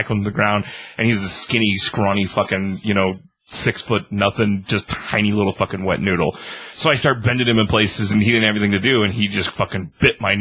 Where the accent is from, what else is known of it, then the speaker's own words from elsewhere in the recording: San Diego, California, United States; I grew up in San Diego, California